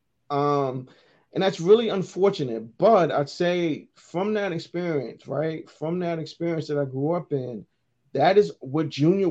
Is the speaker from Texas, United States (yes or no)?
no; Newark, New Jersey, United States; So growing up in Newark was pretty tough, man. I grew up in a tough environment